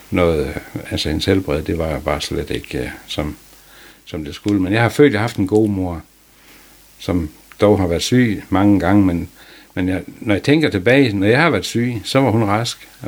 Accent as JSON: {"language": "Danish", "town": "Lohals", "region": "Southern Denmark", "country": "Denmark", "said": "Jeg kommer fra Lohals og mm, kommer ud af en fiskeslægt."}